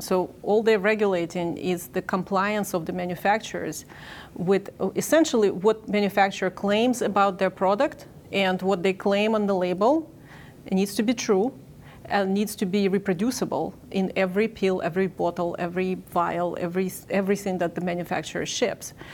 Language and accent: English; Ukraine; moved away as an adult; now in United States; I'm originally in Ukraine. I grew up in the Soviet Union.